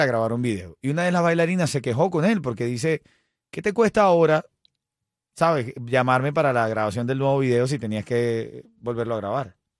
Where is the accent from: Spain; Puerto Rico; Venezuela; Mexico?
Venezuela; soy venezolano